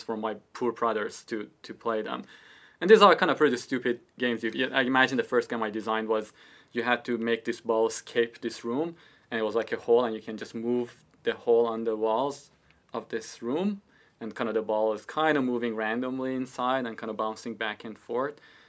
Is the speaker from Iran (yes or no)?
yes; Iran; moved away as an adult; also born or lived in Toronto, Canada; now in United Kingdom; I was born in Iran. I lived in Iran